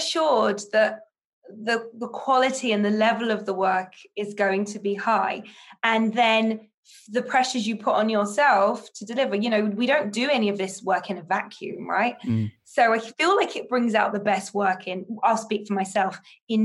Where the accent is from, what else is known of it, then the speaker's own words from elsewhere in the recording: United Kingdom; moved away as an adult; now in United States; as a Brit